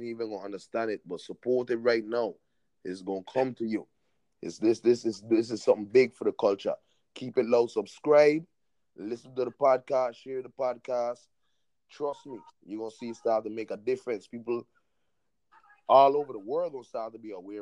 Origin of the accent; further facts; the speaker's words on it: U.S. Virgin Islands; also born or lived in Trinidad (parents); now in Orlando, United States; I was born in the VI